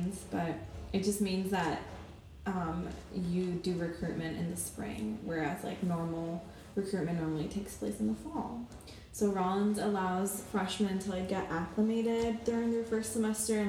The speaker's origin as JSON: {"language": "English", "town": "Miami", "region": "Florida", "country": "United States", "tie": "born or raised there", "said": "I was born in Miami, Florida, but I consider myself foreign"}